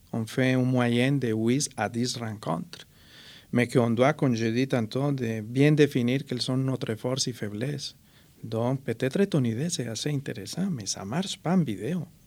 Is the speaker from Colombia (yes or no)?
yes; Colombia; French is a second language; now in Trois-Rivières, Canada; Je suis déraciné de la Colombie, enraciné en Mauricie